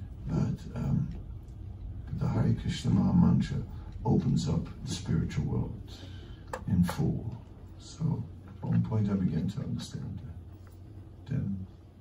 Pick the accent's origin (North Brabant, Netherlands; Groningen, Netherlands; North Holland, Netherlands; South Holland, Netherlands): North Holland, Netherlands; Amsterdam; I'm from, not from New York, I'm from Amsterdam